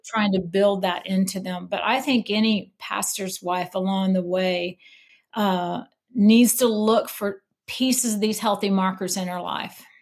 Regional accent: Missouri, United States; moved away as an adult; also born or lived in Denver, Colorado; now in Mobile, United States; I grew up in Missouri

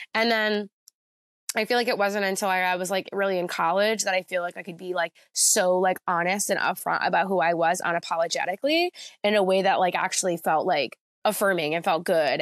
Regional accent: Jackson, New Jersey, United States; moved away as an adult; now in Philadelphia, United States; I grew up in Jackson, New Jersey. Well, like, most of my life, I lived there from, like, second grade until I went to college

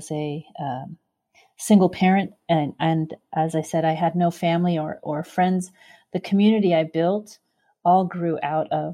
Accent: Santa Cruz, California, United States; moved away as an adult; now in San Francisco, United States; I was born and raised in Santa Cruz, about 80 miles south of here

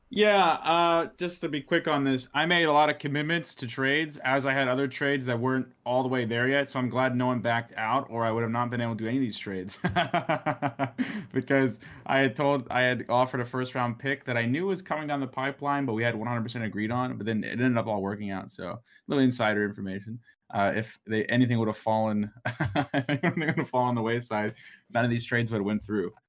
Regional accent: Kansas City, Missouri, United States; I'm from Kansas City, so I'm a diehard Chiefs fan

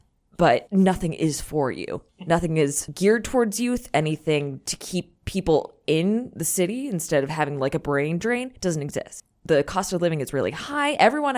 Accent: Naples, Florida, United States; born or raised there; also born or lived in Ohio

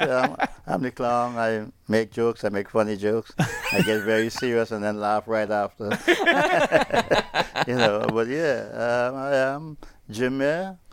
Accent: Trinidad & Tobago; moved away; it's my hometown

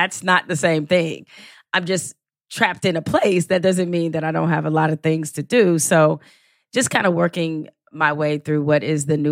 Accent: Detroit, Michigan, United States; I am from Detroit. Or as I like to tell people, I'm from the real hood, not the rap hood.

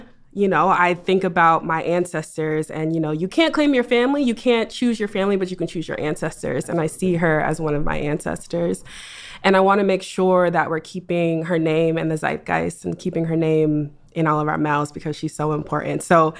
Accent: East Coast, United States; also born or lived in Boston / New York; I'm actually from the East Coast.

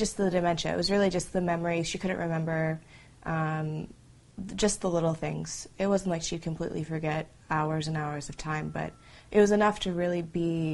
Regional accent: Canada; I'm from Canada

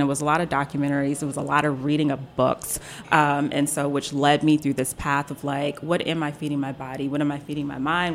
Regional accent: Silver Spring, Maryland, United States; also born or lived in Mississippi; I was born in Mississippi, but I was raised in Silver Spring along with my sister

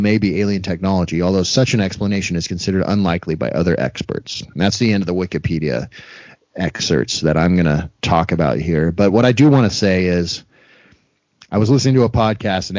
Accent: United States; my American brain

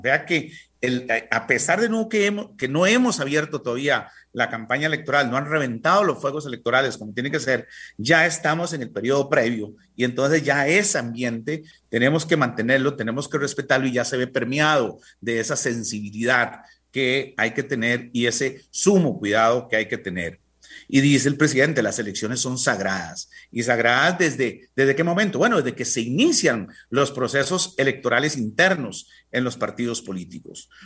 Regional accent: Costa Rica; nosotros como costarricenses

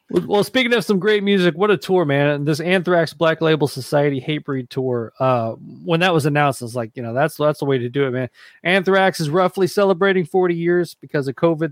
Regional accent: Nashville, Tennessee, United States; moved away; I grew up in Nashville

